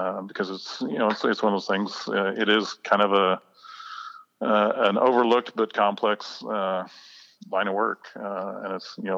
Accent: Crawfordsville, Indiana, United States; I was born and raised here in Crawfordsville, just a small town guy.

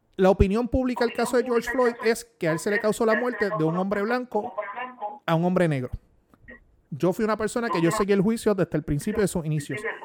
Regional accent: Puerto Rico; mi deber como buen puertorriqueño

